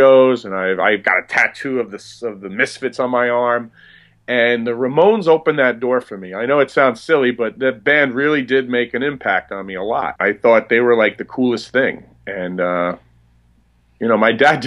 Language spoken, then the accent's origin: English; New Jersey, United States; growing up in New Jersey, where I grew up